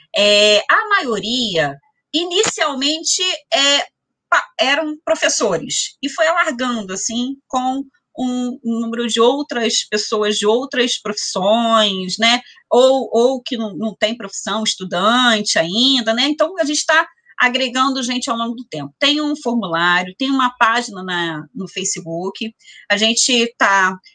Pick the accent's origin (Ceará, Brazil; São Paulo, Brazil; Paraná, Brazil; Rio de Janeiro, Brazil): Rio de Janeiro, Brazil; São Gonçalo; gonçalense, nascida, criada, cria, como dizem por aí, né? Sou cria de São Gonçalo